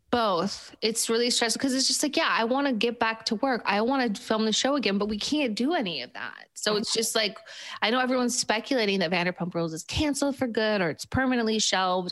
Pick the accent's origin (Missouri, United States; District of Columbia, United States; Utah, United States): Utah, United States; Park City; moved away; I'm from Park City